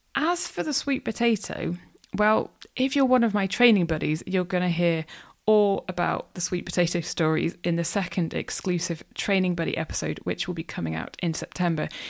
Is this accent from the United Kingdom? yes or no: yes; North Wales, United Kingdom; moved away; I grew up in North Wales and, yeah, love being back there